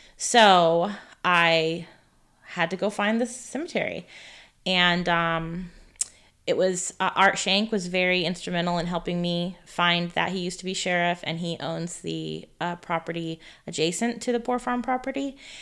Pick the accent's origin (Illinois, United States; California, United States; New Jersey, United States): California, United States; now in Neodesha, Kansas, United States; I am originally from California.